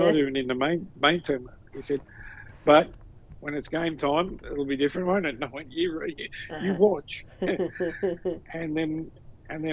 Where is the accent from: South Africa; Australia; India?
Australia; Newcastle, New South Wales; now in Melbourne, Australia; Newcastle born and bred